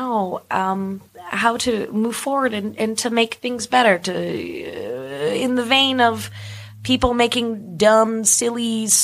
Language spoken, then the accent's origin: English; Brantford, Ontario, Canada; as a kid growing up in Brantford, Ontario.